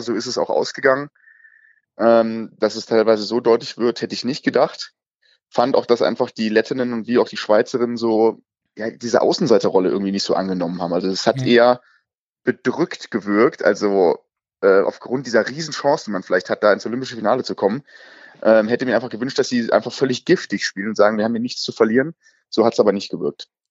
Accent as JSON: {"language": "German", "town": "Frankenberg", "country": "Germany", "tie": "born or raised there", "moved": "yes", "lives_now": "Mainz, Germany", "said": "Ich bin im schönen Frankenberger Paradies, also in meiner Heimat"}